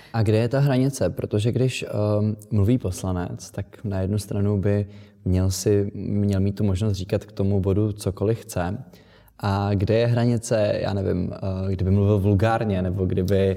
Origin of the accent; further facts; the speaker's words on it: Czechia; my jako Češi, Česká republika